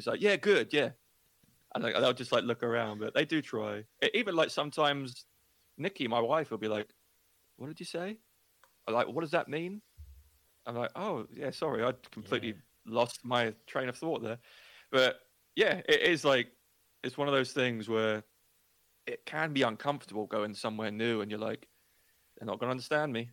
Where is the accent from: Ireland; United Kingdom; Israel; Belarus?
United Kingdom; England; moved away as an adult; also born or lived in Australia; now in United States; I'm English